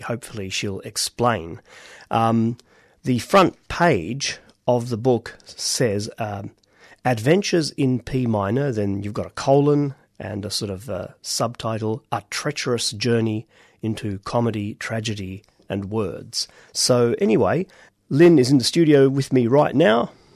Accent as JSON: {"language": "English", "country": "Australia", "accent": "Australian", "said": "our voices and accents as completely Australian"}